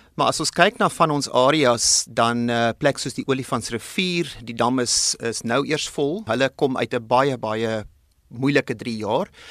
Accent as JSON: {"language": "Afrikaans", "country": "South Africa", "said": "ons as Suid-Afrikaners"}